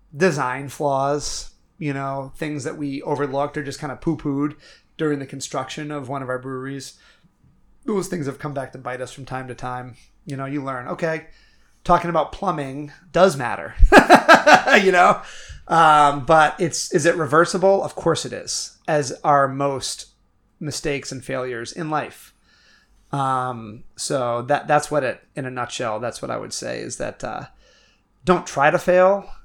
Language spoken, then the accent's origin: English; Milo, Maine, United States; I'm a kid from Milo, Maine